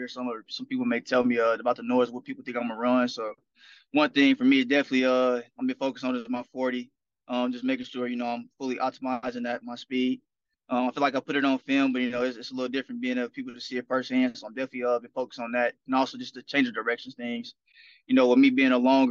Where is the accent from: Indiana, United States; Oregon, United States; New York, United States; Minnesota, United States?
Indiana, United States; Indianapolis; moved away; And I'm back in my hometown. I'm from Indianapolis